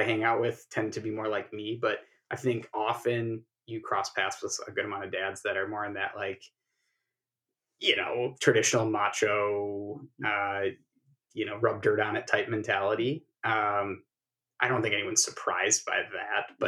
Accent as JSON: {"language": "English", "region": "Minnesota", "country": "United States", "moved": "as an adult", "lives_now": "Kansas City, United States", "said": "I'm originally from Minnesota, and we moved down to Kansas City about 12 years ago, 2010"}